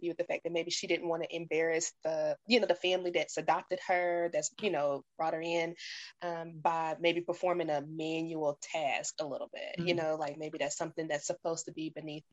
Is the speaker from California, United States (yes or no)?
no; Nashville, Tennessee, United States; I'm from Nashville.